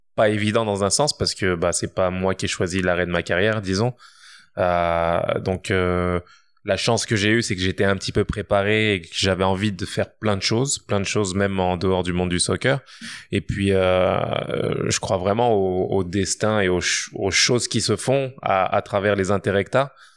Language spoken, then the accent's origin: French; France; moved away as an adult; now in Quebec, Canada; je suis né en France, j'ai grandi en France